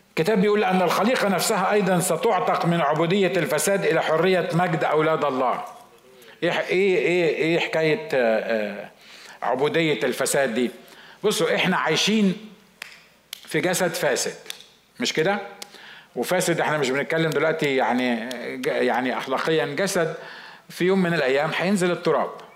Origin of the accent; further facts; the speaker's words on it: Egypt; عندنا في مصر